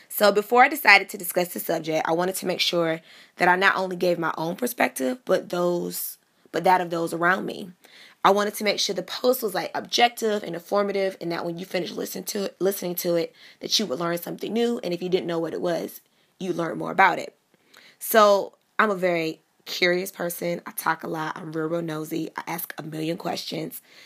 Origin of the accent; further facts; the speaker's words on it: Miami, Florida, United States; growing up in Miami, I grew up the daughter of two pastors